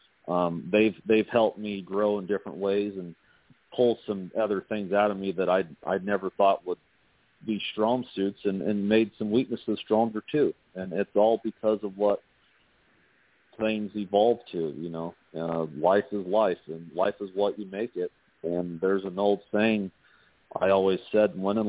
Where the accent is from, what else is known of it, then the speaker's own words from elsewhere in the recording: Indiana, United States; moved away as an adult; also born or lived in Nevada; now in Las Vegas, United States; I was born and raised in Indiana, and I'm proud to be a Hoosier.